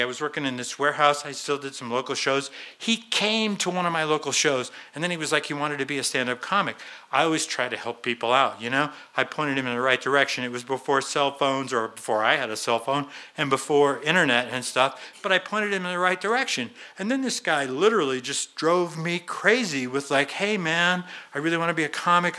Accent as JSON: {"language": "English", "town": "Boulder", "region": "Colorado", "country": "United States", "tie": "born or raised there", "also_born_or_lived": "Longmont, Colorado", "said": "I'm a local guy. I, I grew up in Boulder."}